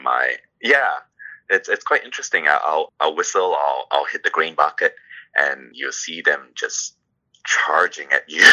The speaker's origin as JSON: {"language": "English", "country": "Singapore", "also_born_or_lived": "Toronto, Canada", "moved": "yes", "lives_now": "Ontario, Canada", "said": "originally, I came from Singapore"}